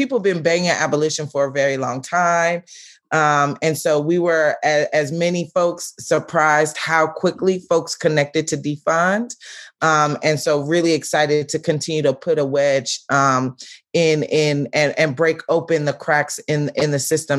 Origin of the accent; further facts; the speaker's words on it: Oakland, California, United States; now in the South, United States; I am based in the South, but I'm originally from East Oakland, California